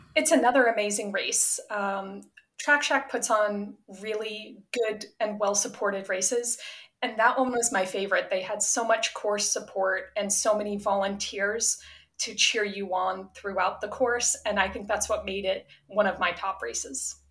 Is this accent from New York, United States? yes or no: no; Attleboro, Massachusetts, United States; moved away; I was from Attleboro